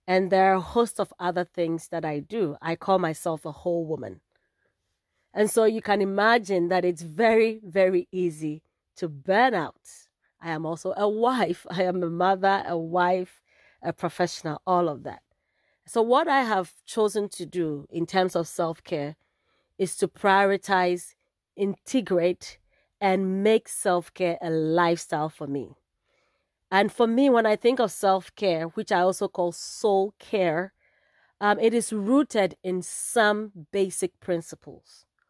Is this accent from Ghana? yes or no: yes; Ghana; moved away as an adult; also born or lived in California, United States; now in Bay Area, California, United States; I guess that gives away where in Africa I am from. I am proudly Ghanaian